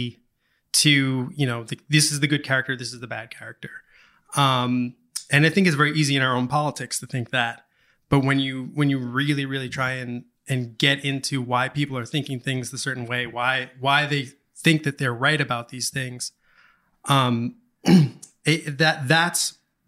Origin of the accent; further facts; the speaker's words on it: Long Island, New York, United States; I'm from Long Island.